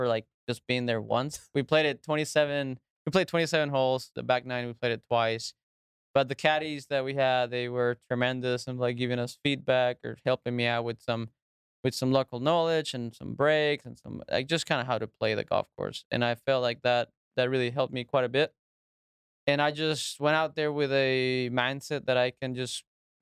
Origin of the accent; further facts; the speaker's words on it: Reynosa, Tamaulipas, Mexico; I'm from Reynosa, Mexico. That's where I grew up.